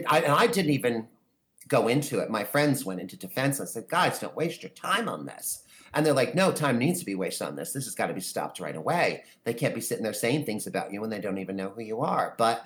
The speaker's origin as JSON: {"language": "English", "region": "New York", "country": "United States", "also_born_or_lived": "New Jersey", "said": "I'm also from New York and New Jersey, so I kind of got that sensibility about me that kind of toughens us up a little bit."}